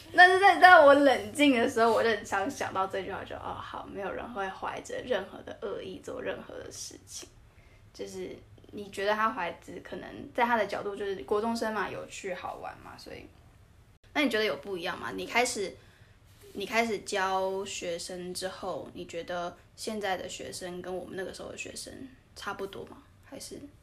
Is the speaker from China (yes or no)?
no; Tainan, Taiwan; moved away as an adult; also born or lived in Taipei; 我们台南人嘛， 我大一，我们刚到台北的时候